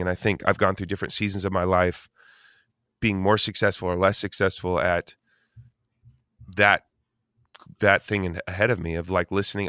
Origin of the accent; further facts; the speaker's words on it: Eugene, Oregon, United States; I grew up in Eugene, Oregon as, like, a skater kid